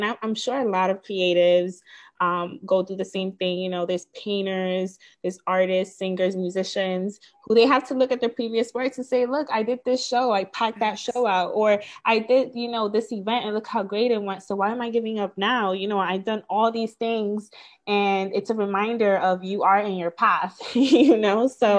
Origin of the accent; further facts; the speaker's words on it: Bronx, New York, United States; I am from the Bronx, yeah, from New